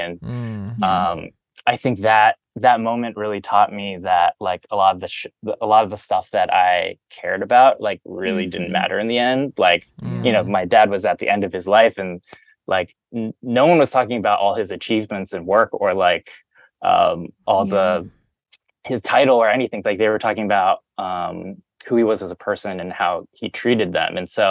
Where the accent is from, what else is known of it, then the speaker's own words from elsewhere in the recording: Midwest, United States; growing up in the Midwest, like you're, at least I was surrounded by people who didn't look like me.